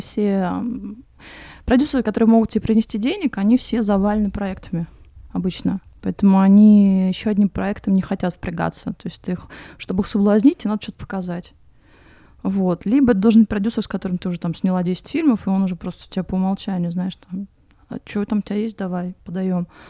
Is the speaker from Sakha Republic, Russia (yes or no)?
no; Moscow, Russia; moved away as an adult; now in Crete, Greece; я, значит, родилась и выросла в Москве